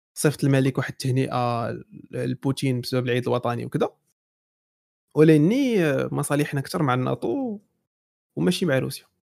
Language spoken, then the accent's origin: Arabic; Morocco; حنا مغاربه